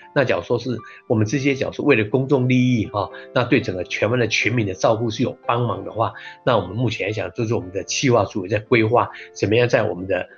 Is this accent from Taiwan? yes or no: yes; Taiwan; 我们台湾人